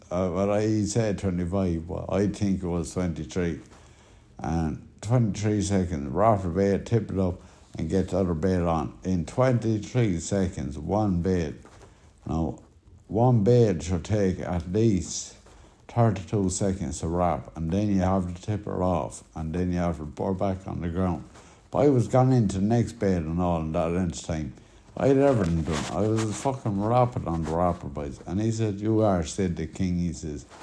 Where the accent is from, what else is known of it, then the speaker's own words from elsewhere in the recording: Connacht, Ireland; down to the south where now I'm from South Roscommon.